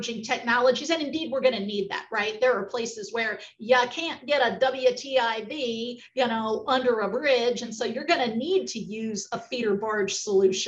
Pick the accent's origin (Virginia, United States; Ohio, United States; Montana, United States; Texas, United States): Virginia, United States; as an American, I'm and a Virginian